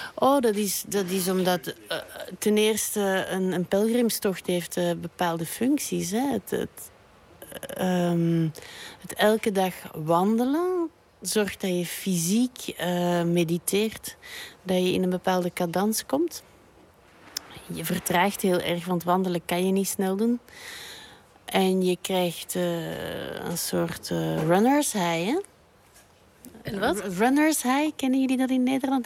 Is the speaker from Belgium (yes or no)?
yes; Belgium; also born or lived in Brussels; ik ben een eh, Belgische striptekenaar en kinderboekenillustrator. En ik woon en werk in Brussel